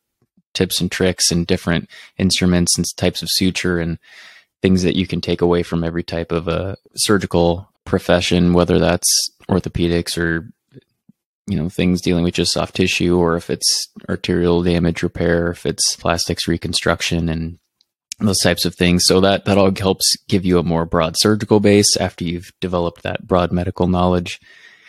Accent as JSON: {"language": "English", "town": "Lincoln", "region": "Nebraska", "country": "United States", "tie": "born or raised there", "said": "I'm born and raised in Lincoln, and then I lived there most of my life"}